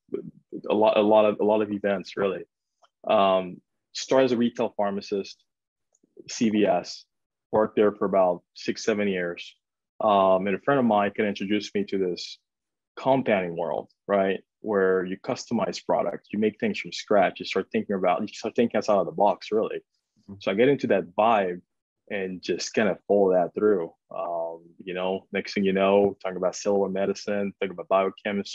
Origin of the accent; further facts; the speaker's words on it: France; moved away as an adult; also born or lived in Georgia, United States; now in United States; born and raised in France, actually, playing tennis there. Got an opportunity to come to the US